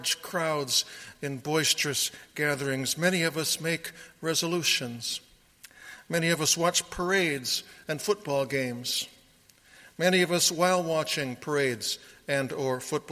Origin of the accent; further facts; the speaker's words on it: Sioux County, Iowa, United States; also born or lived in Johnson County, Iowa; I grew up in Sioux County, Iowa